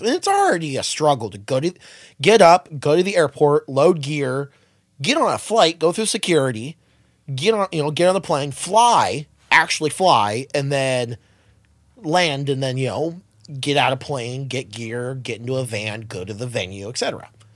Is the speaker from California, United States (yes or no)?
yes; Los Angeles or Southern California, United States; We're all from L A or SoCal